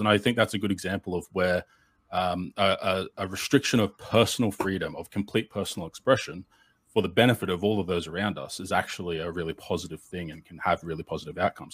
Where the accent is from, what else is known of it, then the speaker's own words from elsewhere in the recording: Australia; being the Australian in the room